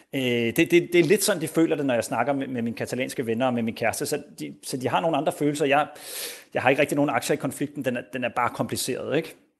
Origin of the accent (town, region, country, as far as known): Denmark; now in Spain